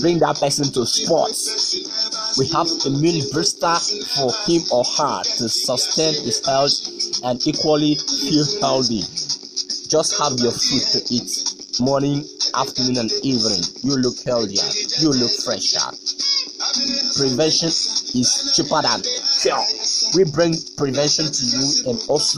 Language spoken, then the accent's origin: English; Ikot Ekpene, Akwa Ibom, Nigeria; Ikotekpene, my hometown